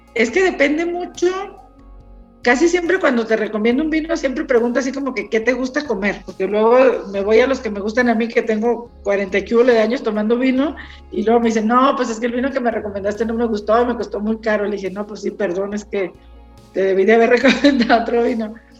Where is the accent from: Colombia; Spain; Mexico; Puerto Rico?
Mexico; como mexicanos